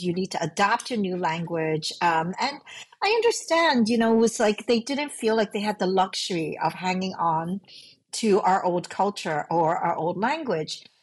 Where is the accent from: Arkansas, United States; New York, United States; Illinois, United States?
New York, United States; New York City; born or raised there; English is a second language; also born or lived in Hong Kong